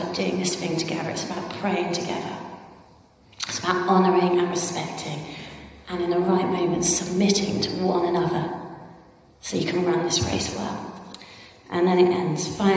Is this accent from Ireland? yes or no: yes; Ireland; I'm Irish.